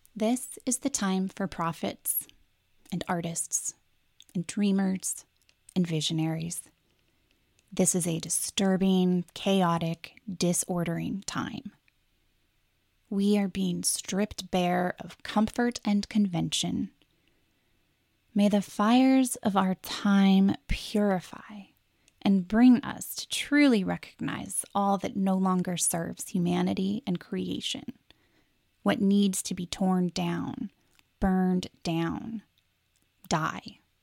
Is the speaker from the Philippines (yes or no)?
no; Pacific Northwest, United States; also born or lived in Seattle; As a person born and raised in the Pacific Northwest